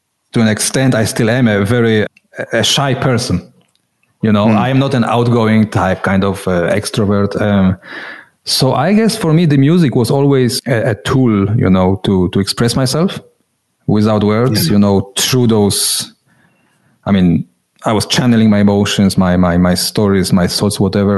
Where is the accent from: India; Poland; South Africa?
Poland; moved away as an adult; now in Switzerland; I remember those times, communist Poland, you know. I come originally from Poland, now living in Switzerland